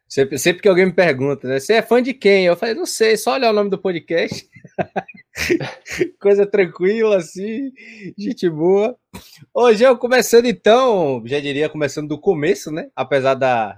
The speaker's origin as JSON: {"language": "Portuguese", "town": "Salvador", "region": "Bahia", "country": "Brazil", "said": "eu também sou de Salvador, Bahia"}